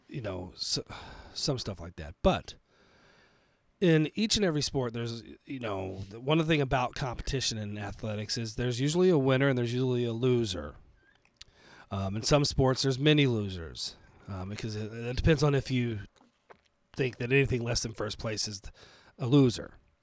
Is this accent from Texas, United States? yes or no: yes; Texas, United States; now in Colorado, United States; I was originally born and raised in Texas before I moved to Colorado